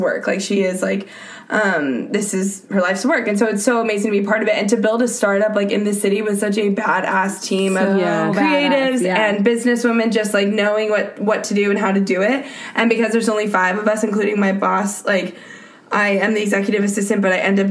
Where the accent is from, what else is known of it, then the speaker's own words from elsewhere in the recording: Houston, Texas, United States; moved away as an adult; now in New York, United States; I grew up in Texas